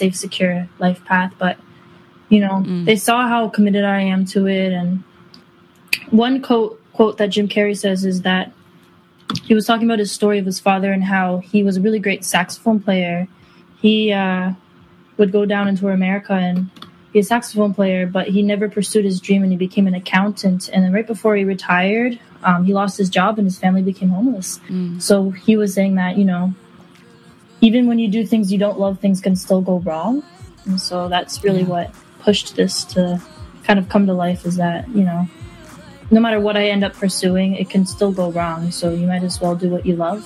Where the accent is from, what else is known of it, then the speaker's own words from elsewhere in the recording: Toronto, Ontario, Canada; I'm from Toronto, Canada, born and raised